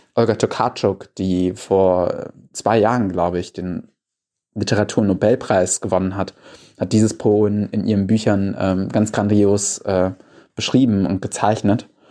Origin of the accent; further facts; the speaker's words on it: Germany; als Deutscher